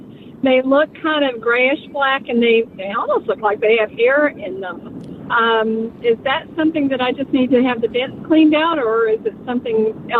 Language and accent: English; Texas, United States; I'm from Texas